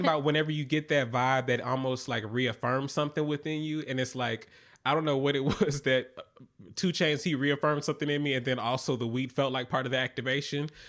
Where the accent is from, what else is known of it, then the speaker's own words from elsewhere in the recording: Atlanta, Georgia, United States; now in New York, United States; I'm from Atlanta